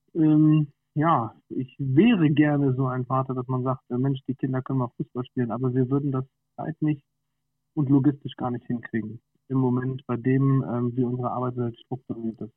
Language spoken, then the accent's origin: German; near Schwerin, Mecklenburg-Vorpommern, Germany; moved away as an adult; now in Wolfsburg, Germany; wir sind nämlich eigentlich gebürtige Mecklenburg-Vorpommern